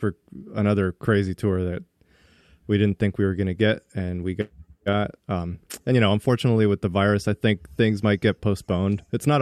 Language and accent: English; Miami, Florida, United States; moved away as an adult; also born or lived in Boston / San Diego / New York; I grew up in Miami. Okay. Then I went to school in Boston when I was like 21, moved there, lived there for about 5 years, then went back to Miami for a short period of time and then moved to San Diego for 10 years.